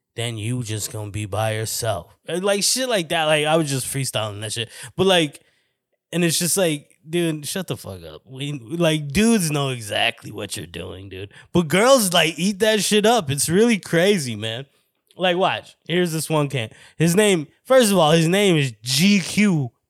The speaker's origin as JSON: {"language": "English", "town": "Flagstaff", "region": "Arizona", "country": "United States", "tie": "born or raised there", "moved": "as an adult", "lives_now": "Phoenix, United States", "said": "the reason I moved from Flagstaff to Phoenix was, like, I felt like I was agoraphobic, but not for a, my house, for my hometown"}